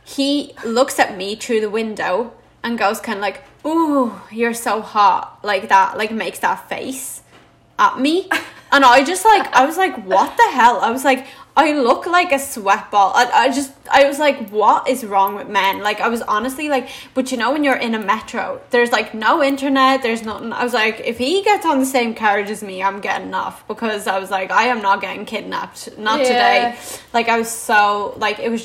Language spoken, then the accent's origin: English; Dublin, Leinster, Ireland; also born or lived in Latvia; I'm from Dublin.